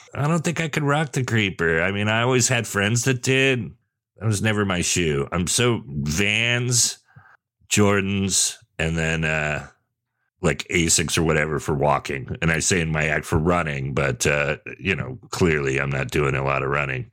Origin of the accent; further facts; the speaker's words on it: Sonoma, California, United States; also born or lived in Redwood City, California / San Jose, California; I grew up in Redwood City and San Jose first. So by the time I moved to Sonoma